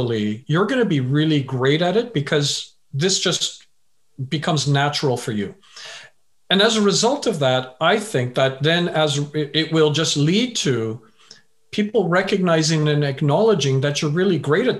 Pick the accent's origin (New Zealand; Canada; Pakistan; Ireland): Canada; Vancouver, British Columbia; also born or lived in England; originally I was born in England, but I left when I was a wee lad.